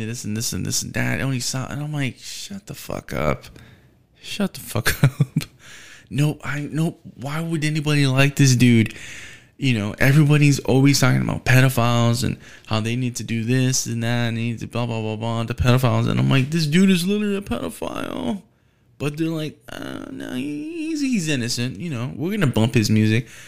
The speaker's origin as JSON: {"language": "English", "country": "United States", "said": "being an American, being u, u, in the United States."}